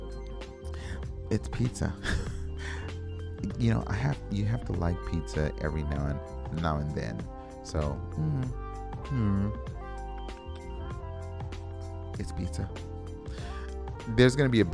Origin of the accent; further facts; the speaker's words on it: West Coast, United States; now in Minneapolis, United States; I'm from the West Coast